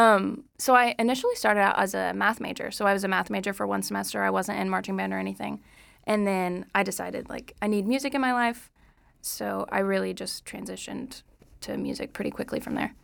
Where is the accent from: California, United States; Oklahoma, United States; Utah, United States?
Oklahoma, United States; Moore; I'm from Moore, Oklahoma